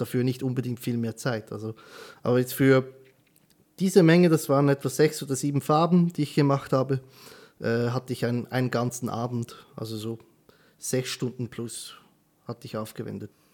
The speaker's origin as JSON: {"language": "German", "country": "Switzerland", "said": "bei uns in der Schweiz"}